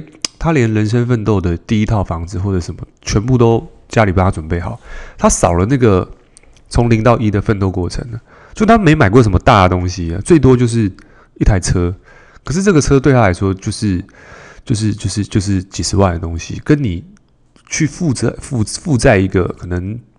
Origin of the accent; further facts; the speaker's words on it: Taipei, Taiwan; 因为我我从小就台北市长大嘛。